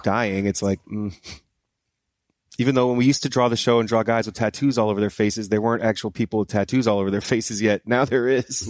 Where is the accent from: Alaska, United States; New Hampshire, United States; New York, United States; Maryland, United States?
New Hampshire, United States; moved away; I'm from New Hampshire